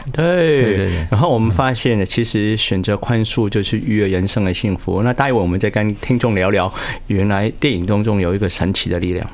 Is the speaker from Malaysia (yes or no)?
no; Hong Kong; moved away as an adult; now in Taiwan; 因为我是香港来自， 香港出生地